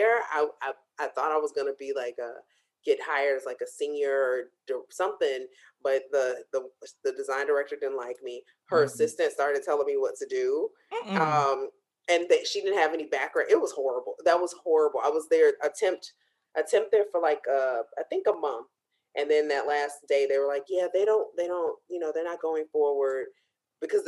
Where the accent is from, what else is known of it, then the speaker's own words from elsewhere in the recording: Chicago, Illinois, United States; moved away; we're both from Chicago, back home